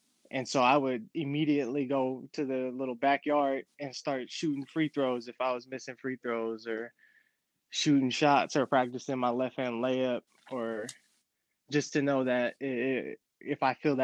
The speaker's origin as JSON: {"language": "English", "town": "El Cerrito", "region": "California", "country": "United States", "tie": "born or raised there", "also_born_or_lived": "Hilltop, Richmond, California", "said": "I grew up in the Bay Area, El Cerrito, to be exact, when I was a young kid"}